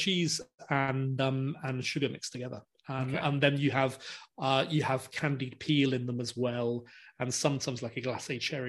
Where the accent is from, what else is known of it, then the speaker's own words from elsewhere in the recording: Venice, Veneto, Italy; I was born in Venice, and my family were from that region, which is a long way from Sicily. And so growing up, I'd never heard of cannoli, never heard of them at all.